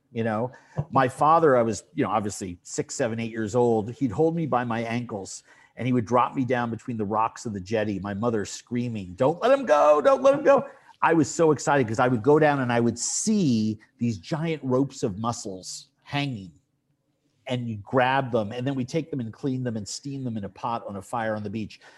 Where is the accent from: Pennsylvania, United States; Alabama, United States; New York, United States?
New York, United States; New York City; also born or lived in Poughkeepsie, New York; growing up in New York City in an apartment